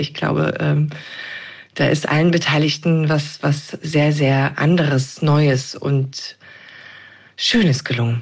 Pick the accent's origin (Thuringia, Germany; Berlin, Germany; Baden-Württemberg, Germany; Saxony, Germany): Thuringia, Germany; ich komme selber aus Thüringen